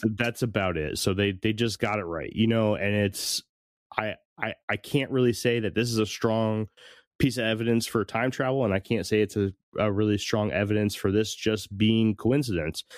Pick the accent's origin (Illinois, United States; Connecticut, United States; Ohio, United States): Connecticut, United States; I grew up in Connecticut, pretty close to to New York